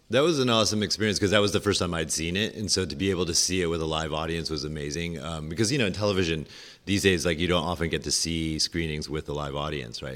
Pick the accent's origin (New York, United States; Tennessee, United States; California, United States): California, United States; Orinda; moved away as an adult; also born or lived in Hong Kong; I grew up in Orinda